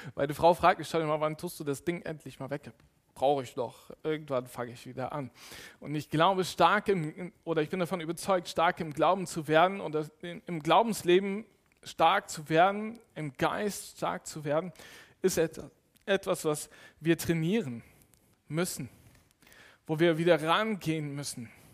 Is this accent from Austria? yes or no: no; Cologne, North Rhine-Westphalia, Germany; ich bin in Köln groß geworden